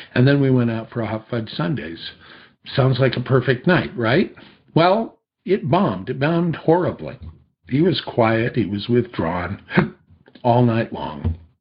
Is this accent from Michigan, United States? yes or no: no; two miles from Disney Studios, California, United States; I had grown up just two miles from Disney Studios